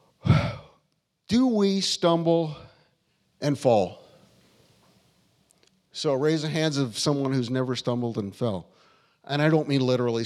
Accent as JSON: {"language": "English", "country": "United States", "said": "I'm American"}